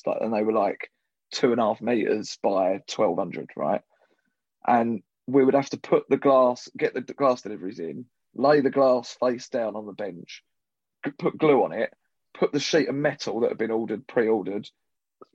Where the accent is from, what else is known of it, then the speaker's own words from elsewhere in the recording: Southend-on-Sea, East of England, United Kingdom; the Cliffs Pavilion in Southend with Russell Cain, which is like my hometown theatre